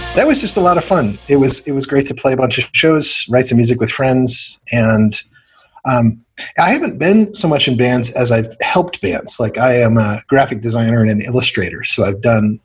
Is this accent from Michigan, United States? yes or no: no; Ohio, United States; also born or lived in South Africa; I'm mostly from Ohio. We moved there in 1984 from South Africa, actually, and um, just grew up listening to a lot of 80s hair metal radio